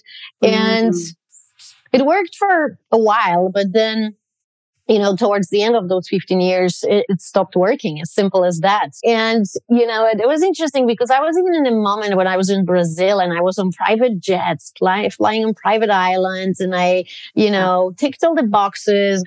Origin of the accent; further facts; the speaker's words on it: Poland; moved away; I grew up in Poland. I'm 100% Polish